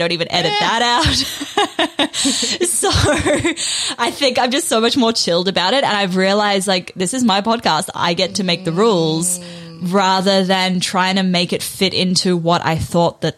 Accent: New Zealand; also born or lived in South Africa; when I was 8, we moved from South Africa to New Zealand. So I went from having like a close group of friends who I'd literally grown up with to being the kid who spoke funny in a new school

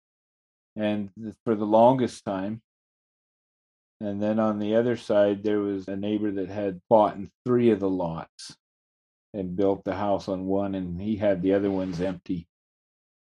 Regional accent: Fort St. John, British Columbia, Canada; also born or lived in Moses Lake, Washington / Charlie Lake; growing up in Fort St. John, I watched a lot of things change

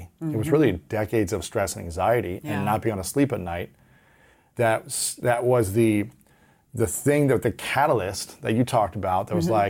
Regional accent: Ohio, United States; It wasn't acceptable, especially as an athlete growing up in Ohio.

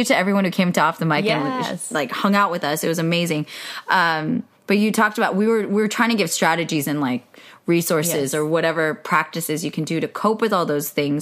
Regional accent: Bay Area, California, United States; now in Los Angeles, United States; I grew up in the Bay Area, so I feel like I grew up judging SoCal a lot

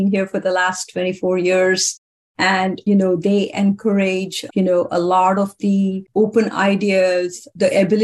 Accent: India; moved away; Growing up in India

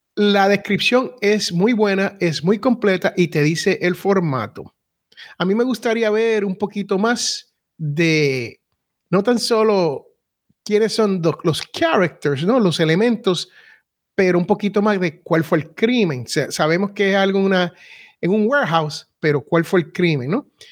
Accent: Puerto Rico; soy boricua y los boricuas somos casi raperos

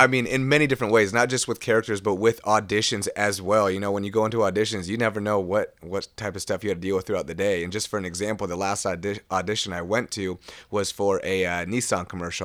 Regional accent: Seattle, Washington, United States; I'm from West Seattle

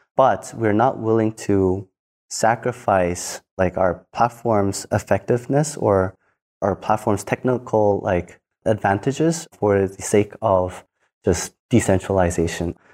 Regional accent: South Korea; I grew up in Korea as just a normal kid.

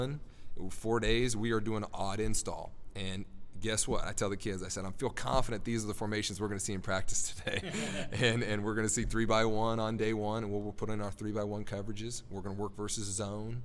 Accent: Nebraska, United States; moved away; I'm from Nebraska originally

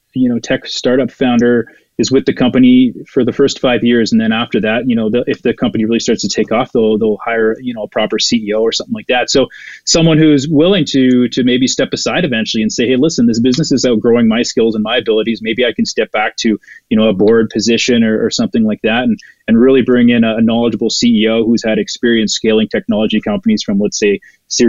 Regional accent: Ottawa, Ontario, Canada; now in Alberta, Canada; Ottawa. It's my hometown

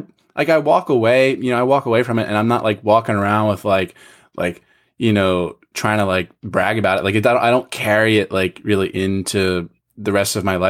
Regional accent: Philadelphia, Pennsylvania, United States; I'm from Philadelphia

